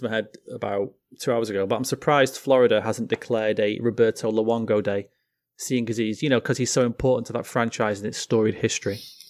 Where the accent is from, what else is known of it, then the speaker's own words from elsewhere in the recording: United Kingdom; I'm British.